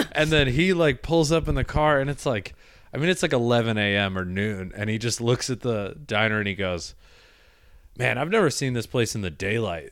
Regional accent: Midwest, United States; now in New York, United States; I grew up in the Midwest

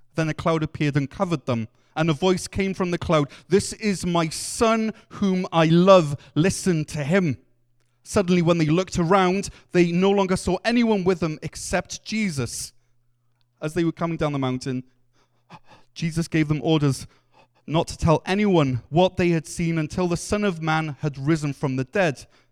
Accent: Wales, United Kingdom; as a Welshman

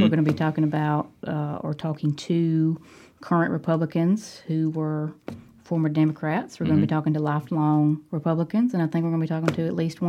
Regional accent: Cordova, Alabama, United States; Drew and I should say that we are both from Cordova.

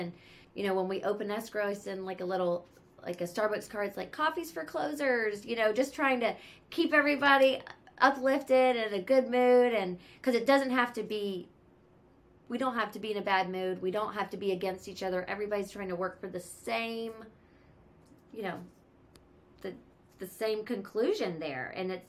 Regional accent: the South, United States; now in California, United States; I'm from the South and I live in California. So I always joke and call it Southern California charm.

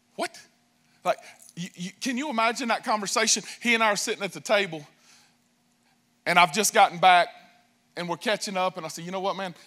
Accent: Spartanburg, South Carolina, United States; I'm from Spartanburg, and greetings from the upstate.

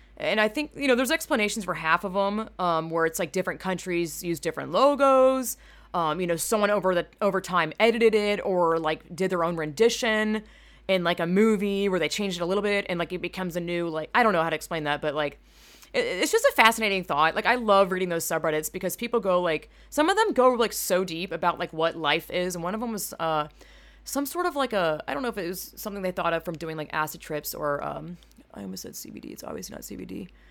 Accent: Georgia, United States; I am from Georgia, which is very southern

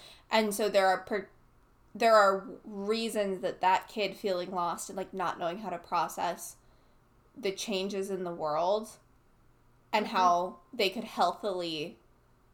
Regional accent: United States; growing up in America

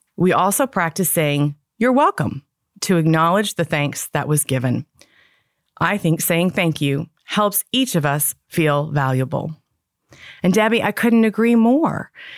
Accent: Toronto, Ontario, Canada; moved away; I grew up in Toronto, Canada

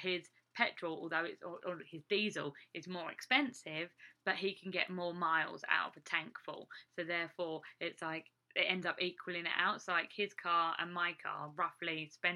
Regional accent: England, United Kingdom; now in Iowa, United States; me as an English person

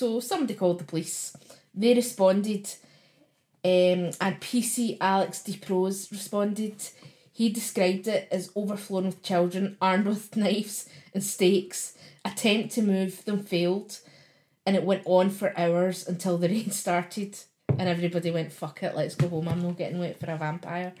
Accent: Glasgow, Scotland, United Kingdom

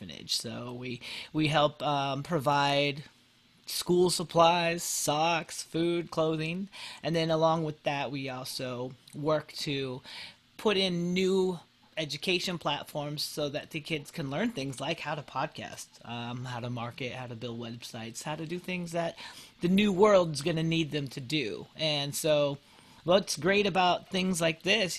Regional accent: Colorado, United States; also born or lived in Philippines; as an adopted Filipino, I grew up here in the United States

